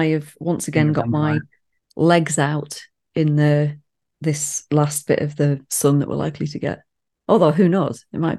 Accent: United Kingdom; because we're British.

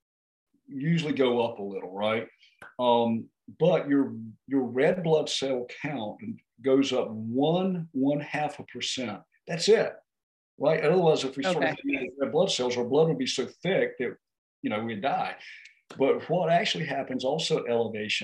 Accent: North Carolina, United States; we're from North Carolina at 500 feet elevation.

